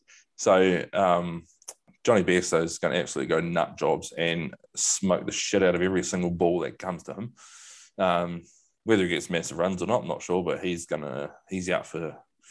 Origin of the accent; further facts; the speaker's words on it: New Zealand; I'm a Kiwi